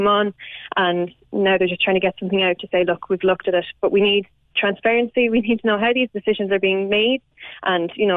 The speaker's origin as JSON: {"language": "English", "area": "Kildare", "region": "Leinster", "country": "Ireland", "said": "I'm from Kildare myself"}